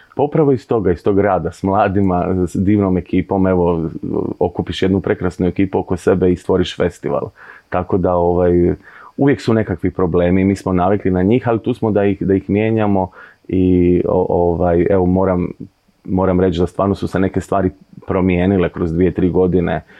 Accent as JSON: {"language": "Croatian", "town": "Zadar", "region": "Zadar County", "country": "Croatia", "tie": "born or raised there", "also_born_or_lived": "Split", "said": "festival na kojem sam zapravo odrastao i kad govorimo da u Zadru nije bilo ništa prije 10-15 godina"}